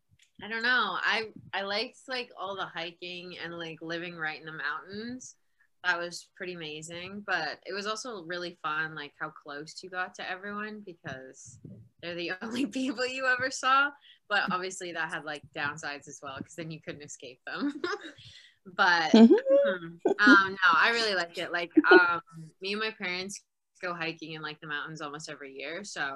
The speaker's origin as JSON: {"language": "English", "region": "Northwest Territories", "country": "Canada", "also_born_or_lived": "Ontario", "moved": "as an adult", "lives_now": "Victoria, Canada", "said": "I'm from the Northwest Territories, which probably means nothing to anyone who's not from Canada. So it's like super north in Canada, above Alberta. Basically really cold all the time and then really buggy in the summer"}